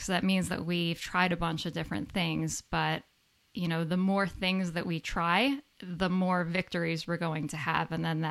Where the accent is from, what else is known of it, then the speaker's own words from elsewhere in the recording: a suburb of New York City, United States; moved away as an adult; also born or lived in Central Connecticut; I grew up in New York, a suburb of New York City